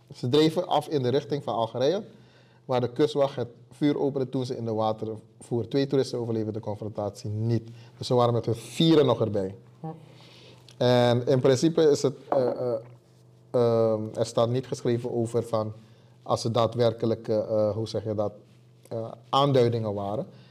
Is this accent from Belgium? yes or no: no; Suriname; moved away as an adult; now in Rotterdam, Netherlands; ik kom uit Suriname zelfs